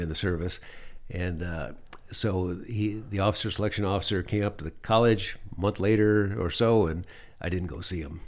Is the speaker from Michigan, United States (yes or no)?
yes; Michigan, United States; moved away as an adult; also born or lived in Phoenix, Arizona / New Mexico / Alaska; for a young man growing up in Michigan